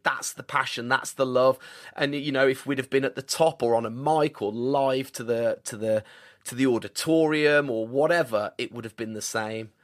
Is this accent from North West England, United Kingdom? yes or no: no; Birmingham, West Midlands, United Kingdom; also born or lived in Tamworth / Colorado; here in my hometown